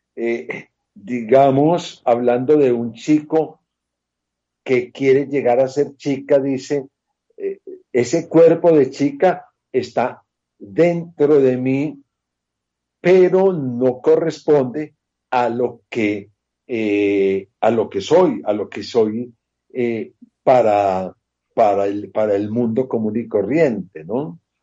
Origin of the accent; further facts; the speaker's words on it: Colombia; mi tierra colombiana